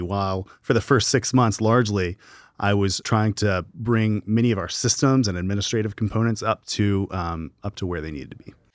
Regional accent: Gallatin, Tennessee, United States; I'm from Gallatin, Tennessee, just up the road

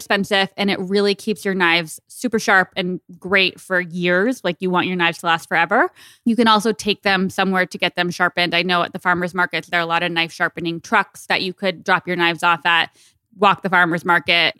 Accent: Tucson, Arizona, United States; moved away; I miss Tucson. It's where I grew up

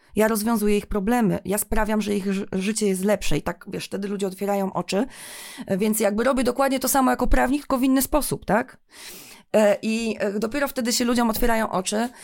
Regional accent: Toruń, Kuyavian-Pomeranian Voivodeship, Poland; ja tutaj jestem z Torunia

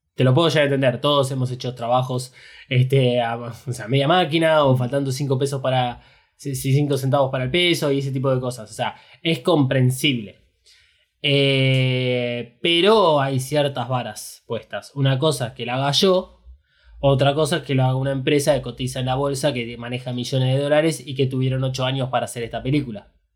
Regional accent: Argentina; nosotros somos argentinos

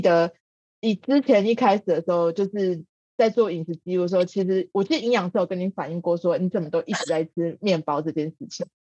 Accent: Taiwan; 我们台湾人原本传统的家庭里面比较少有的元素

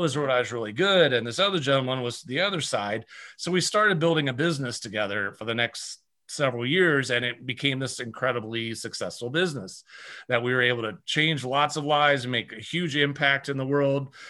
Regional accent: Iowa, United States; I grew up in Iowa

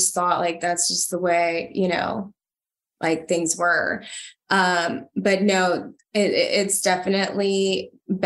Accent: Honduras; moved away; I'm from Honduras and I come from nothing. And my parents, you know, moved here to give me an opportunity to study

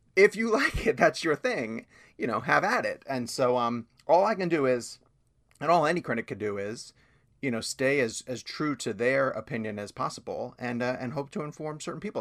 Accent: New York, United States; also born or lived in Washington, D.C. area; now in North Carolina, United States; I moved down here from the D C area, but I'm from New York originally, like way back in the day.

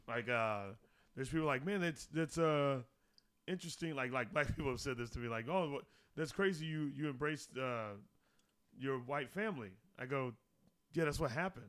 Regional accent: Arizona, United States; growing up in Arizona

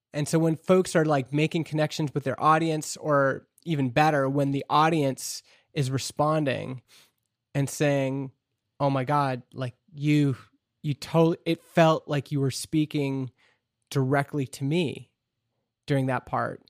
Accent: Canada; me being a Canadian shareholder in this American company

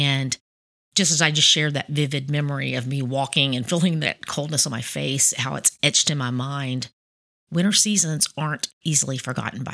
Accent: Chattanooga, Tennessee, United States; moved away as an adult; also born or lived in Miami, Florida; I grew up in Tennessee

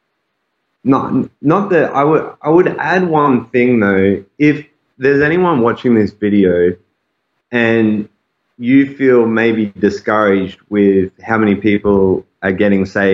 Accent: Australia; accent: Aussie; also born or lived in Saskatoon, Canada / Calgary, Canada; now in Toronto, Canada; my Aussie accent

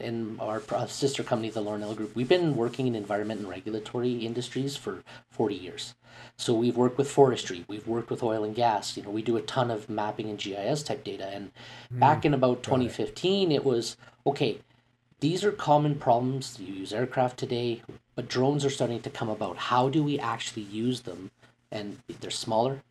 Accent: Calgary, Alberta, Canada; being born and raised in Calgary

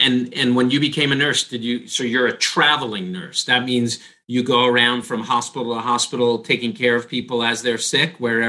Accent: New York, United States; now in California, United States; Raya and I are both New Yorkers and we're both now in California.

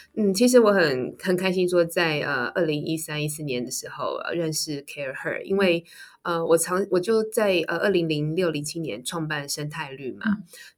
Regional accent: Taiwan; 我是身为台湾人

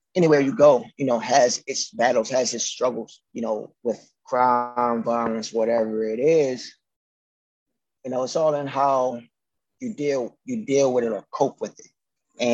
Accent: Baltimore, Maryland, United States; growing up in the city, you know, like my parents and everything, like, We're survivors

